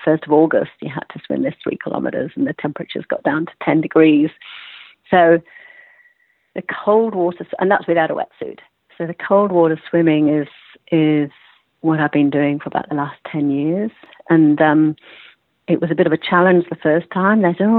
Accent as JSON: {"language": "English", "region": "England", "country": "United Kingdom", "accent": "British", "moved": "yes", "lives_now": "United States", "said": "Well, I am English, yes, but I've been over here for quite a long time."}